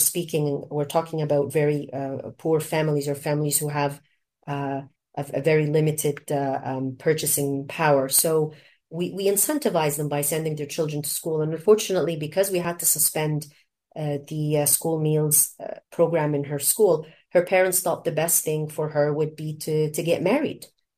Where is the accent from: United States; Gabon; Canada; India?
Canada; also born or lived in Egypt; the education that I enjoyed growing up in Canada and also in Egypt.